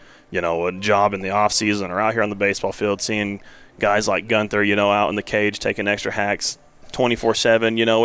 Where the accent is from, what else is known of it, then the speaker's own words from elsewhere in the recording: New Mexico, United States; I was from New Mexico